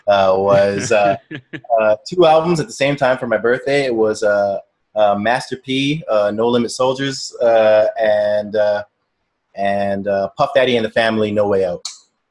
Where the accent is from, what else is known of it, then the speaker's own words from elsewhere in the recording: Toronto, Ontario, Canada; Toronto, Ontario. I grew up on a street called Neptune Drive